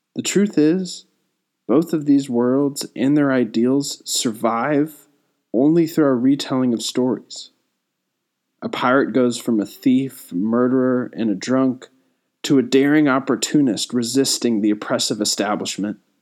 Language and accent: English; Fort Worth, Texas, United States; I'm a poet from Fort Worth, Texas